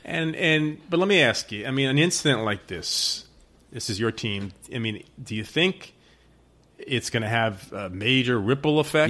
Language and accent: English; New York, United States; I am a New Yorker